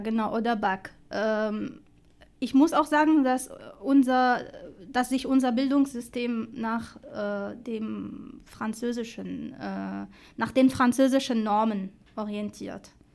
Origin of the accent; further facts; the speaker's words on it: Tunisia; German is a second language; moved away as an adult; now in Dessau, Germany; ich hatte eine schöne und ruhige Kindheit äh, in Tunesien